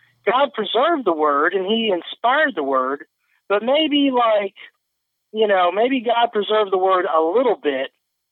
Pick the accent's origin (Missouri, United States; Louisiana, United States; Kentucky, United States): Kentucky, United States; Louisville; my hometown of Louisville